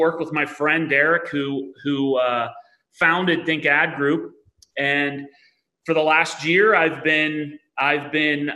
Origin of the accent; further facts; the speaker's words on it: Pittsburgh, Pennsylvania, United States; I'm from Pittsburgh, Pennsylvania, born and raised